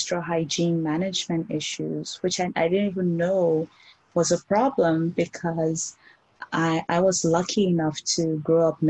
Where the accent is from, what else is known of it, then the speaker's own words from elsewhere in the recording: Nigeria; I grew up in Nigeria